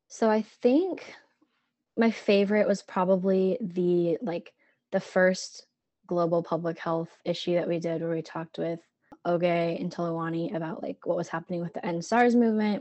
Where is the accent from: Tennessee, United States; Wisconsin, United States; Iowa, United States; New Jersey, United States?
Iowa, United States; Cedar Rapids; I'm from Cedar Rapids, so not quite as far um, as Little Chute